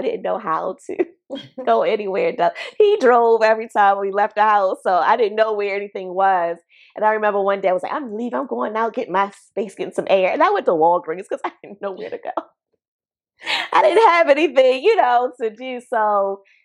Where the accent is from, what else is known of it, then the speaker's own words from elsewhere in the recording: Baltimore, Maryland, United States; moved away as an adult; now in Delaware, United States; I'm from Baltimore, Maryland, home of the Ravens